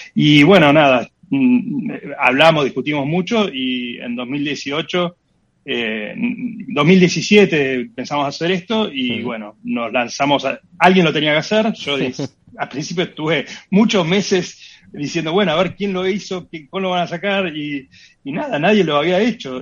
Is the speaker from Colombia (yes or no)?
no; Argentina